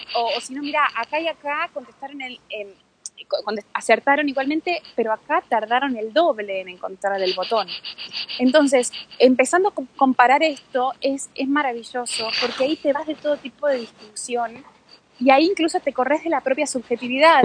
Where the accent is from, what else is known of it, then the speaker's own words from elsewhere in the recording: Buenos Aires, Argentina; yo también soy porteña